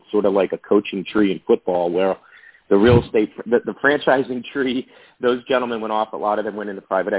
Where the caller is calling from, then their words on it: Morristown, New Jersey, United States; I'm calling from my home office today in Morristown, New Jersey.